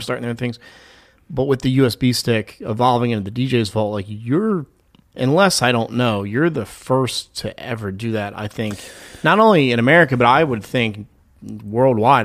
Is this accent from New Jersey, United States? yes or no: yes; New Jersey, United States; I'm from South Jersey.